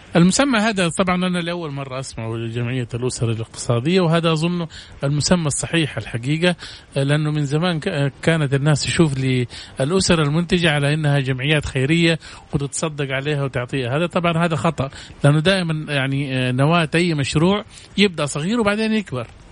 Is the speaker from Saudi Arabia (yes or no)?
yes; Saudi Arabia; عندنا في السعودية